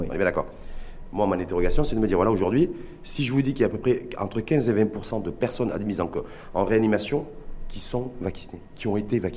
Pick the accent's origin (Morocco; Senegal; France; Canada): Morocco